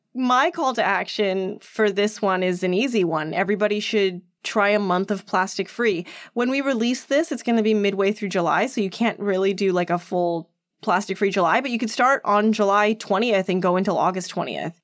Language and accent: English; Edmonton, Alberta, Canada; moved away; I grew up there